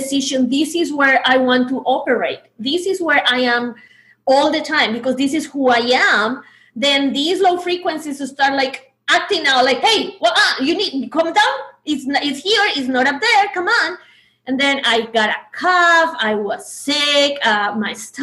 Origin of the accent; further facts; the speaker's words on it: Colombia; English is a second language; I was from Colombia. This is my second language